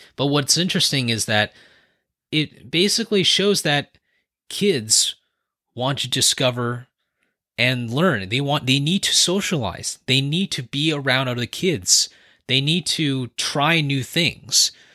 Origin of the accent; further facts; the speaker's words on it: San Francisco Bay Area, California, United States; born and raised in the San Francisco Bay Area